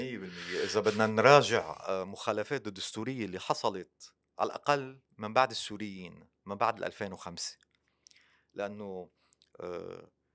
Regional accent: Lebanon; أنا مسلم ومسيحي، وفي جزء فلسطيني، وفي جزء سوري، بس أنا لبناني

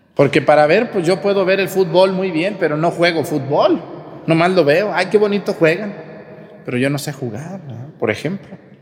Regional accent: Mexticacán, Jalisco, Mexico; mi pueblo, ...Mestigacán está a 15 minutos de Nochistlán

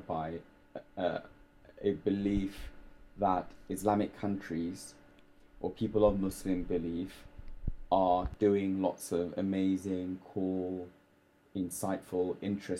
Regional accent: London, United Kingdom; growing up in London

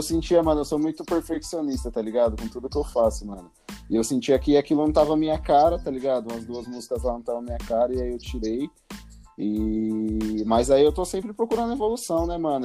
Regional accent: Osasco, São Paulo, Brazil; also born or lived in Taipas, São Paulo; now in São Paulo, Brazil; eu cresci em Osasco

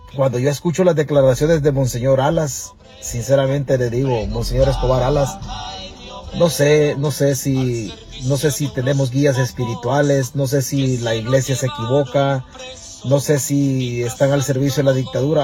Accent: a town near Dulce Nombre de María, Chalatenango, El Salvador; Dulce Nombre de María es una ciudad que está arriba de mi pueblo donde yo nací

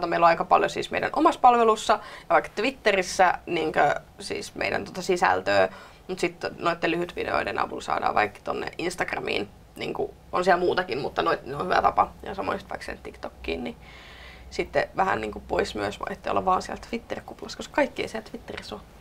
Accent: Tervakoski, Kanta-Häme, Finland; Mä oon myös Maalta, ehkä vähän enemmänkin vielä Maalta. Mä oon Tervakoskelta

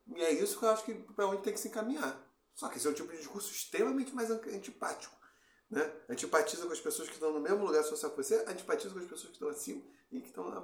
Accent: Campo Grande, Rio de Janeiro, Brazil; quando eu saí de Campo Grande fui estudar no Cefet

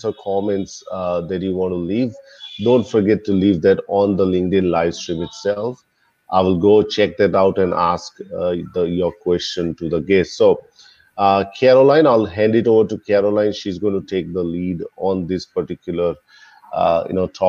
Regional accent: India; now in Australia; I'm originally from India, migrated to Australia way

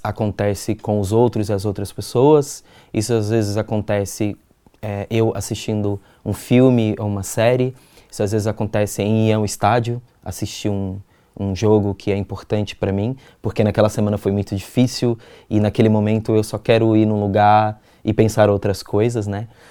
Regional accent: Minas Gerais, Brazil; also born or lived in Campo Limpo, São Paulo; now in São Paulo, Brazil; eu sou mineiro

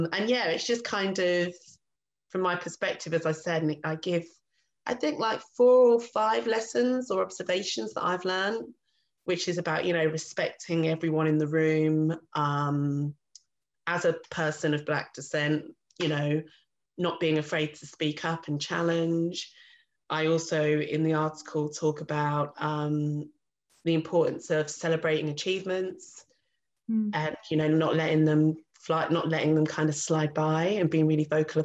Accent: Reading, South East England, United Kingdom; Where are you really from? Reading, Berkshire.

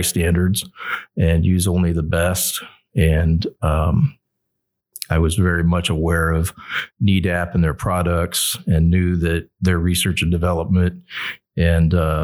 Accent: outside of the Dallas Metroplex, Texas, United States; moved away; I grew up outside of the Dallas Metroplex

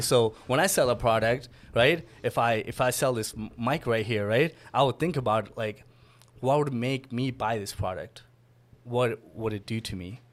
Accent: Miami, Florida, United States; So I'm from Miami. Originally grew up there

